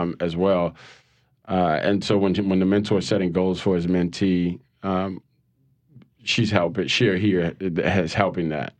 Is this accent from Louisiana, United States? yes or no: yes; New Orleans, Louisiana, United States; I'm from New Orleans. Um, born and raised